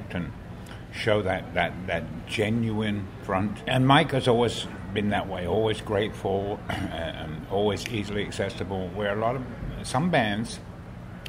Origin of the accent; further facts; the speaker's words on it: United Kingdom; now in San Diego, United States; being a Brit, expatriate Brit